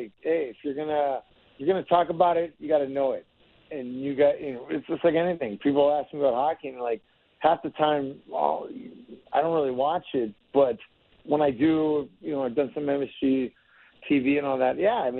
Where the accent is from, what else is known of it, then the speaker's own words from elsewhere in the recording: United States; growing up in the Tri-City area